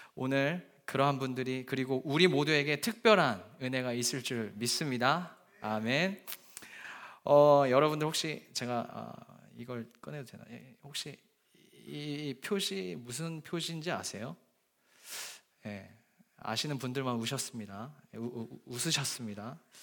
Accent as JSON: {"language": "Korean", "country": "Japan", "tie": "born or raised there", "moved": "as an adult", "lives_now": "London, United Kingdom", "said": "저는 약 20년 동안 어, 복음의 불모지라는 일본에서 어, 학창 시절을 보냈습니다."}